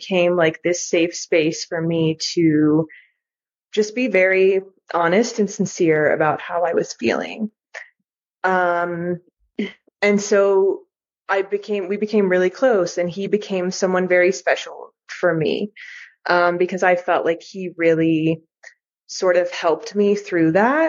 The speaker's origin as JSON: {"language": "English", "country": "United States", "tie": "born or raised there", "said": "my parents are both from Greece, but I grew up in the United States"}